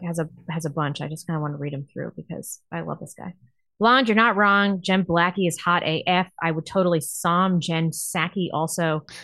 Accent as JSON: {"language": "English", "town": "St. Louis", "region": "Missouri", "country": "United States", "tie": "born or raised there", "also_born_or_lived": "New York / Los Angeles / Seattle", "moved": "yes", "said": "growing up in Saint Louis was the most competitive social environment I have ever"}